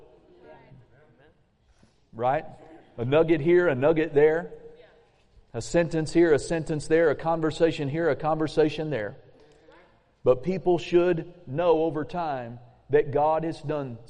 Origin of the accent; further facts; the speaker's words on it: Claremore, Oklahoma, United States; moved away; also born or lived in Muskogee, Oklahoma; We were Tulsa residents. We actually lived in Claremore.